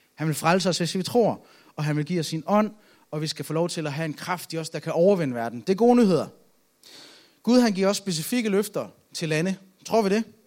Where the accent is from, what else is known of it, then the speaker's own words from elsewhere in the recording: Aalborg, North Denmark Region, Denmark; Jeg er fra Aalborg